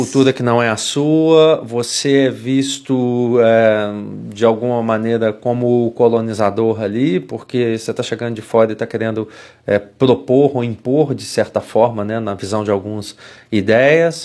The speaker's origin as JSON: {"language": "Portuguese", "town": "Juiz de Fora", "region": "Minas Gerais", "country": "Brazil", "also_born_or_lived": "Vitória, Espírito Santo / Belo Horizonte", "moved": "as an adult", "said": "eu saí de Juiz de Fora, eu fui para Vitória, no Espírito Santo"}